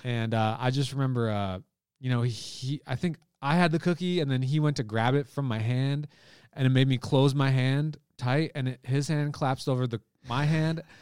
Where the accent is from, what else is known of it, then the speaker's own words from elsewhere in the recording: Michigan, United States; also born or lived in Canada; I was there till, uh, five years old